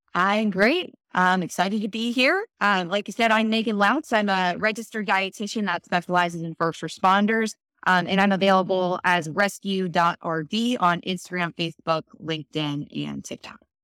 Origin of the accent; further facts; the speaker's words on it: Baltimore, Maryland, United States; I grew up in Baltimore